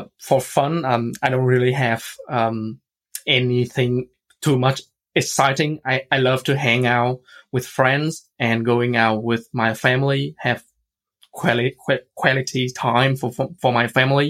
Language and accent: English; Vietnam; moved away as an adult; now in Ireland; I'm from Vietnam